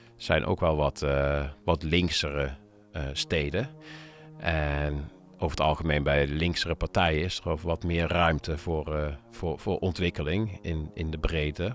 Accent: Nijmegen, Gelderland, Netherlands; ik kom uit Nijmegen, daar ben ik ook begonnen met, eh, met draaien.

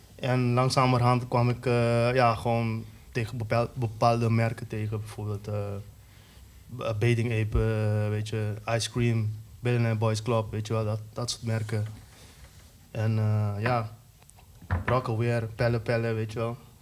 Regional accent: Curaçao; now in Netherlands; dat was toen ik nog op Curaçao woonde

